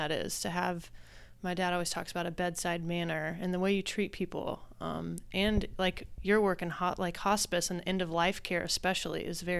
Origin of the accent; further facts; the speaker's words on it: Oklahoma, United States; yeah, all born and raised in Oklahoma.